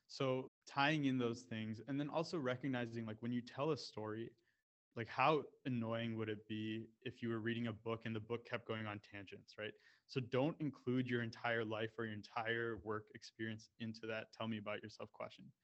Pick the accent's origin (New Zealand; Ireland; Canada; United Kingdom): Canada; also born or lived in United States; So for me, when I when I spoke about you know being Indian but growing up in Canada and the U.S. and how that relates to mergers and acquisitions